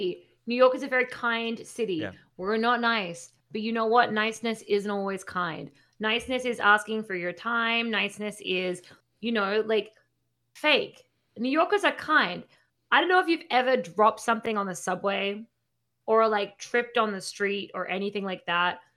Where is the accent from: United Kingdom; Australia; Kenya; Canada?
Australia; accent: Australian; So my accent's sort of uh